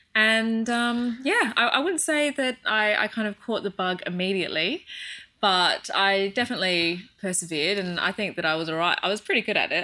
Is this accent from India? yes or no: no; Australia; moved away as an adult; also born or lived in London, United Kingdom; I'm from Australia